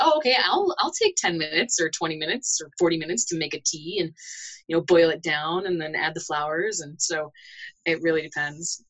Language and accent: English; Connecticut, United States; moved away as an adult; also born or lived in Southwest United States / Arizona; now in Boulder, United States; I'm actually originally from Connecticut, so I'm an East Coaster, but I mm. spent the most of my adult life here in the Southwest.